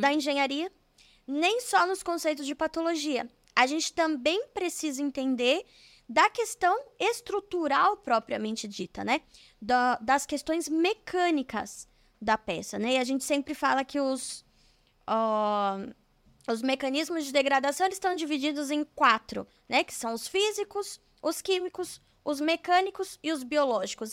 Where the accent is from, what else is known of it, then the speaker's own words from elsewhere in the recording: São Bernardo do Campo, São Paulo, Brazil; Eu sou de São Paulo, é São Bernardo do Campo, mas como é uma cidade do ladinho, a gente já fala que é de São Paulo